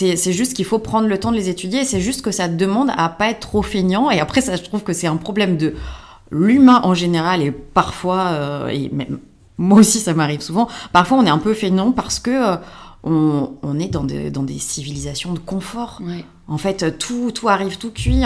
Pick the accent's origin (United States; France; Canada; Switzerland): France; en tant que Français